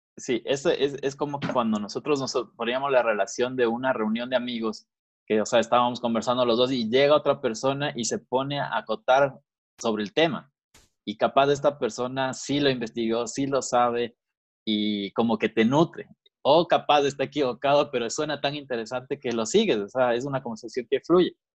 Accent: Quito, Pichincha, Ecuador; yo igual nací en Quito, eh, ecuatoriano, full ecuatoriano

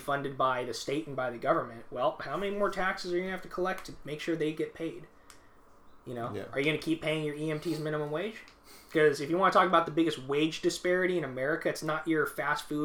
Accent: Georgia, United States; now in Los Angeles, United States; I was born in Georgia

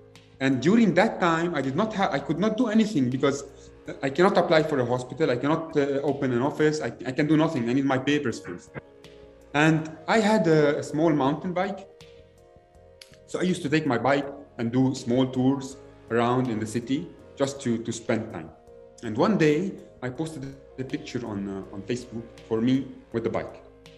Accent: Lebanon; English is a second language; moved away; I come from Lebanon.

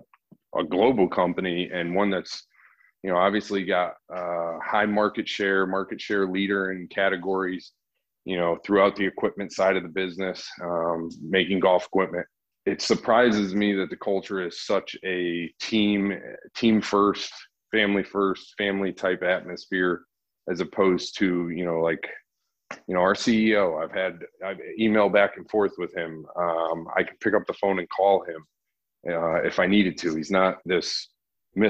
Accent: Connecticut, United States; moved away as an adult; I'm from Connecticut

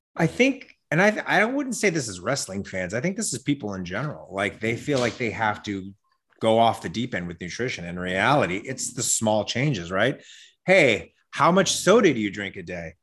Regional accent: Las Vegas, Nevada, United States; also born or lived in Wyoming; now in Los Angeles, United States; I grew up in Las Vegas. I was born in Wyoming. I grew up in Las Vegas, but I've been in L A for twenty-plus years

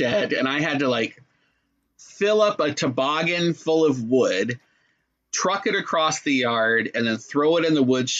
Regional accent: Sault Ste. Marie, Ontario, Canada; now in Orlando, United States; growing up in Northern Ontario. And now I'm in Orlando

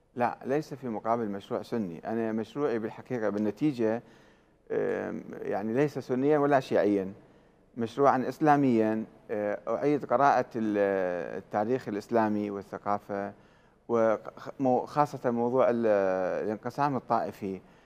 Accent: Iraq; احنا عراقيين

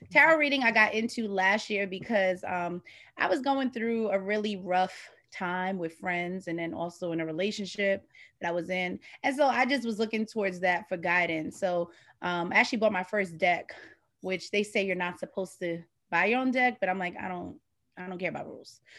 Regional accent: New York City, New York, United States; also born or lived in Washington; I'm from the Bronx.

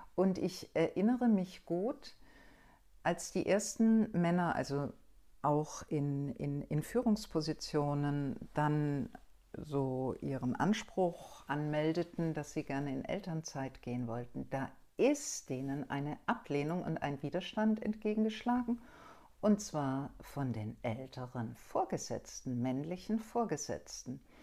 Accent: Stuttgart, Baden-Württemberg, Germany; ich komm aus Süddeutschland, aus Stuttgart

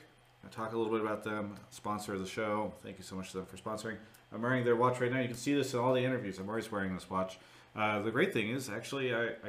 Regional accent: Los Angeles, California, United States; They're a Los Angeles-based company, so they're right out of my hometown city.

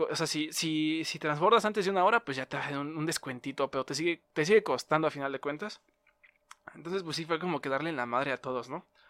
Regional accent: Mexico; accent: Mexican; tenía el acento, pues, nuestro acento mexicano

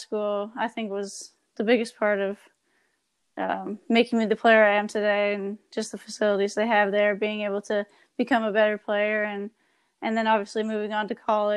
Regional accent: Saskatchewan, Canada; moved away; growing up in Saskatchewan

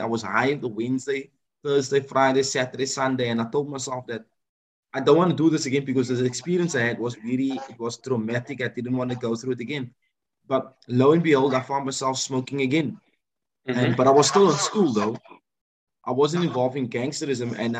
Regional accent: Cape Town, Western Cape, South Africa; me growing up in Cape Town

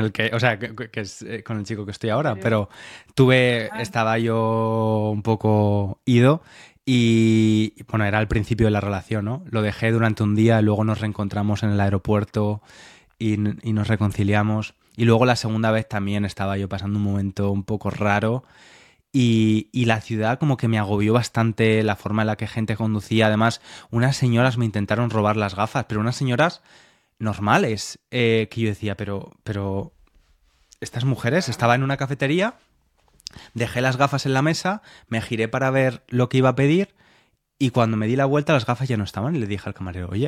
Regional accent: Spain; now in United Kingdom; pasado la mitad de mi vida aquí, pero he pasado la mayor parte de mi vida adulta aquí. Entonces, no me siento nada británico, aunque sí, pero cuando estoy aquí, cuando estoy aquí soy bastante español, ¿no?

